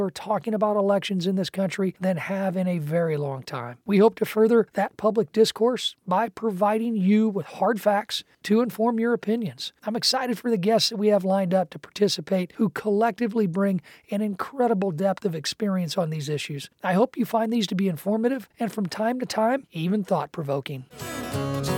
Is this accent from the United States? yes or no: yes; Illinois, United States; my home state of Illinois